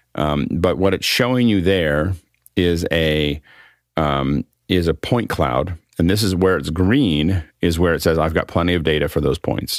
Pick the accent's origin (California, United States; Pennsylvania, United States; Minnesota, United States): Pennsylvania, United States; Freeport; Freeport, Pennsylvania, my, my hometown